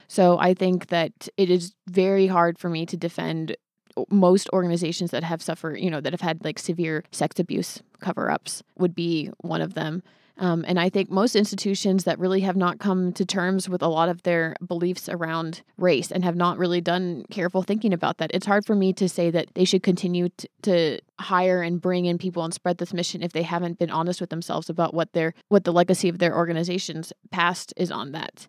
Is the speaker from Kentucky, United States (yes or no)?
no; Hayward, California, United States; I was born in Hayward.